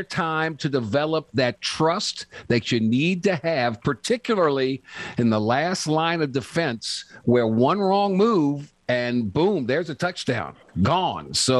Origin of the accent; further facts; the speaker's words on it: New Orleans, Louisiana, United States; my hometown of New Orleans